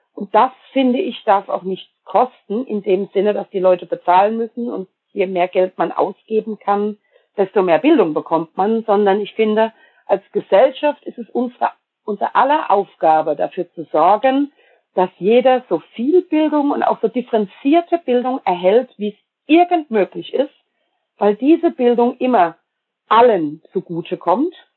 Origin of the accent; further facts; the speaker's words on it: Germany; also born or lived in Palatinate (Pfalz), Rhineland-Palatinate; wir reden uns als Deutsche immer gern schön